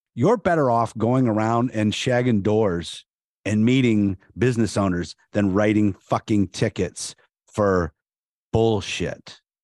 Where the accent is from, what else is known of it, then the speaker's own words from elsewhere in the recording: Canton, Ohio, United States; I'm from Canton, so that was my hometown